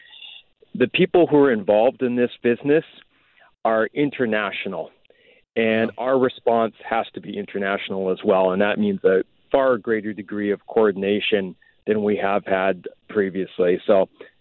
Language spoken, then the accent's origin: English; Port Coquitlam, British Columbia, Canada; growing up in Port Coquitlam, raised by a single mom